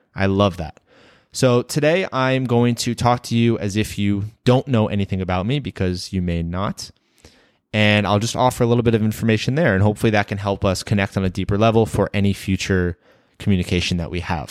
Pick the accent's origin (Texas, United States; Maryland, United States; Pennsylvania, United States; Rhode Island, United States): Maryland, United States; Rockville; moved away as an adult; I was born and raised in Rockville, Maryland, a small town about twenty minutes from Washington, D C. I lived there for my first eighteen years